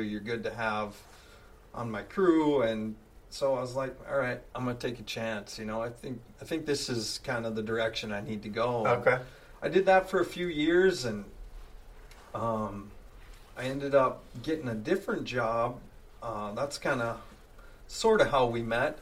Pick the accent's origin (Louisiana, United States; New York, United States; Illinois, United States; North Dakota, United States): North Dakota, United States; Langdon; I'm from a uh, farm up by Langdon, uh, north of Langdon, I guess, up by the Canadian border